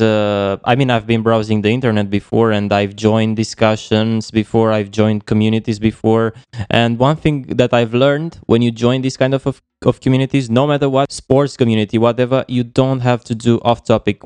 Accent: Romania; moved away as an adult; now in Kiel, Germany; I'm from Romania, but at the moment I'm living in Germany

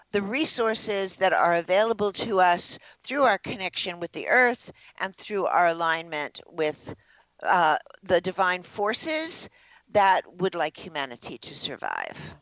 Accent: New York City, New York, United States; I was born in the Bronx, New York

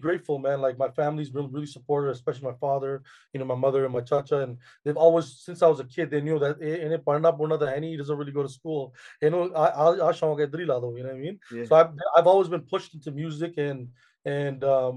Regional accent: Canada; born and raised in Canada

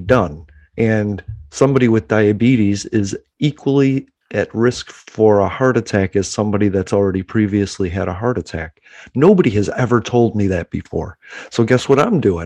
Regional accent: Chicago, Illinois, United States; now in Pensacola, United States; I'm from Chicago

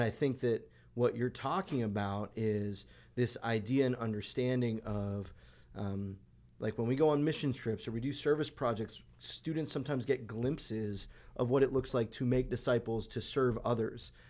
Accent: Long Island, New York, United States; I grew up on Long Island, so deli sandwiches on Long Island were the best

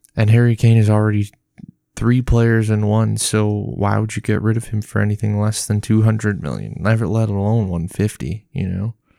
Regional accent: Tottenham, Ontario, Canada; I am from Tottenham, Ontario, Canada. Not Tottenham, U K.

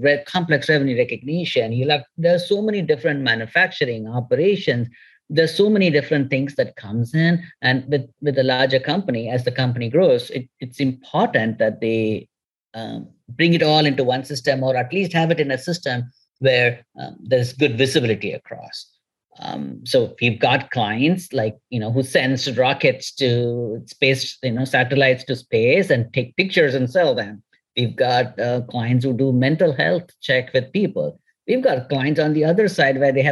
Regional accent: India; moved away; also born or lived in California; I'm from India.

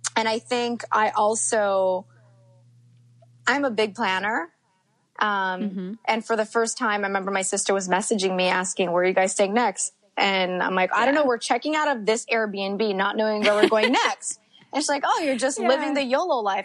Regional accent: Montreal, Quebec, Canada; Montreal's my hometown

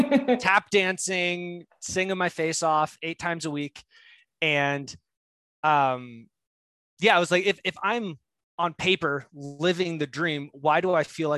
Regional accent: New Jersey, United States; New Jersey.

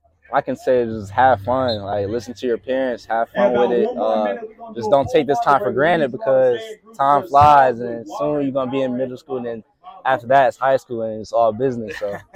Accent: New York, United States; also born or lived in Louisville; now in Arizona, United States; I'm originally from New York, currently live in Arizona

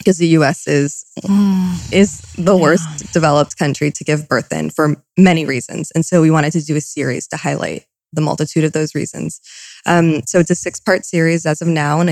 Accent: Malibu, California, United States; also born or lived in New York; I'm born and raised in Malibu. My family did move to New York when I was a child, and we did live there for several years. And my family continued to work between New York and LA, but primarily raised here

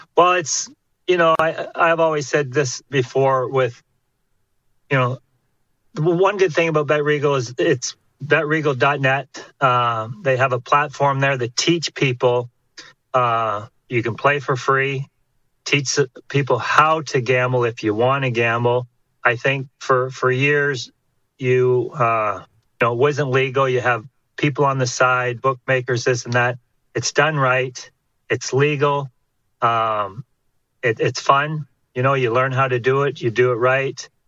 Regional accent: Haliburton, Ontario, Canada; moved away as an adult; also born or lived in California / Los Angeles / Chicago / Edmonton; up north where I, I come from, Halliburton.

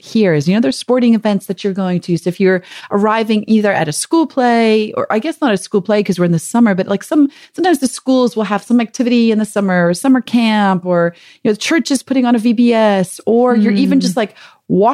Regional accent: South Africa; moved away; growing up in South Africa, it's actually called, we don't call it a grill or a barbecue. We call it a braai vleis.

